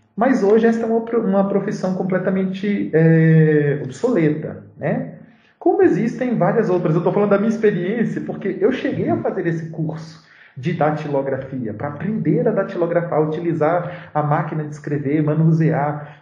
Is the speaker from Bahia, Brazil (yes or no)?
yes; interior of Bahia, Brazil; moved away as an adult; now in Belo Horizonte, Brazil; voltar lá para minha cidade, no interior da Bahia